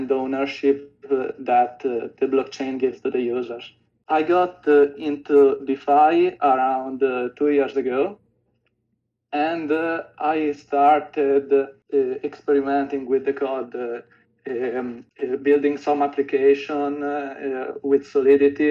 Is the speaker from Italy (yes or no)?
yes; Italy; I'm from Italy